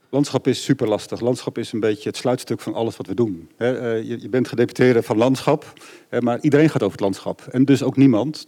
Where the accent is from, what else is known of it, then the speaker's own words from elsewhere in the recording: Groningen, Netherlands; moved away as an adult; also born or lived in Utrecht; Ik ben geboren in Groningen, heb tot ja. 18 in Groningen gewoond.